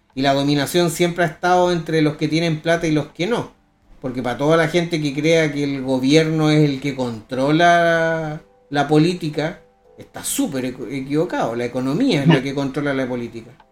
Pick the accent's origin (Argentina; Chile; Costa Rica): Chile; somos chilenos